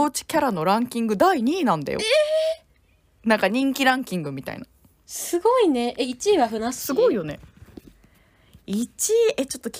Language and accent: Japanese; Gunma, Japan; moved away as an adult; now in Sapporo, Japan; 群馬に私20年も住んでたから